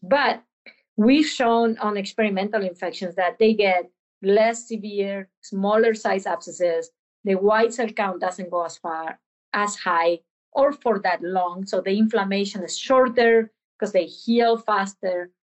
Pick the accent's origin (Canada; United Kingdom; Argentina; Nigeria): Argentina; moved away; I'm from Argentina